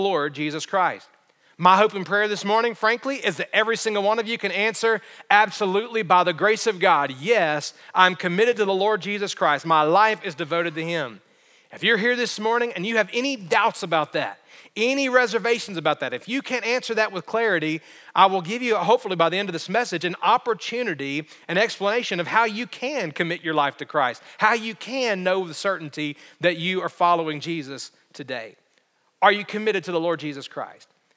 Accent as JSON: {"language": "English", "region": "Alabama", "country": "United States", "tie": "born or raised there", "said": "growing up in Alabama"}